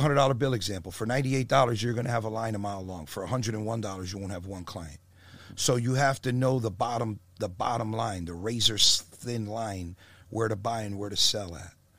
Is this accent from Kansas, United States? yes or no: no; Perth Amboy, New Jersey, United States; moved away; I'm from Jersey originally